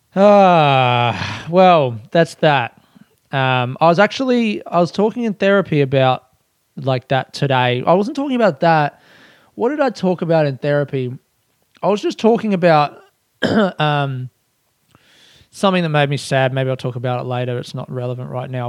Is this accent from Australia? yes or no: yes; Australia; as an Australian